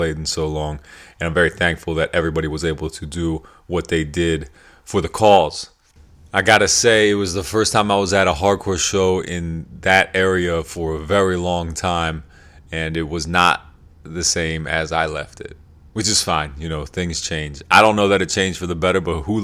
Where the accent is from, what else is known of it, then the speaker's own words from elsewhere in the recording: York, Pennsylvania, United States; I grew up in York, Pennsylvania